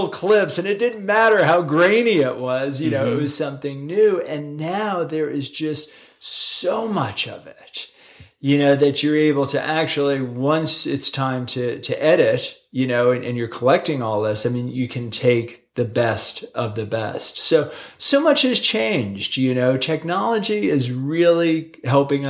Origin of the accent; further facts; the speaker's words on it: East Coast, United States; now in Utah, United States; when I was a kid growing up on the East Coast, I could have thrown a softball into the ocean from my house.